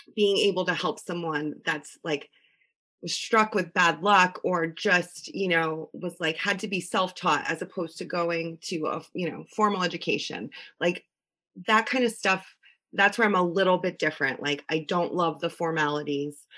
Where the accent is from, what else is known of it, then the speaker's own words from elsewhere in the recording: Connecticut, United States; born and raised in Connecticut